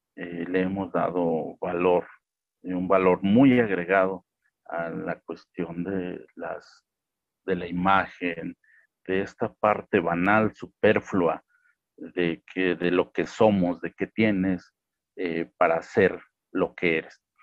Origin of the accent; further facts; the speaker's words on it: Mexico; aquí en México la licenciatura en Derecho